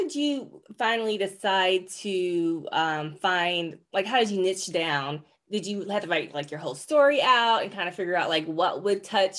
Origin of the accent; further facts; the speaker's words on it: North Carolina, United States; I'm the youngest though, so I was raised in North Carolina.